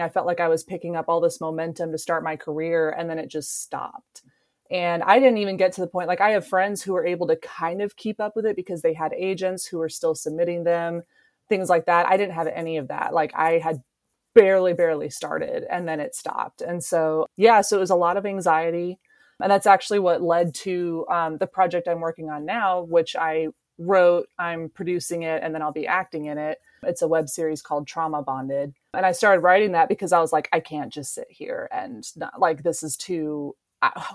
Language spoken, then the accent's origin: English; Kansas, United States; also born or lived in Los Angeles; this will be my second winter back in Kansas. I got one away and now I'm back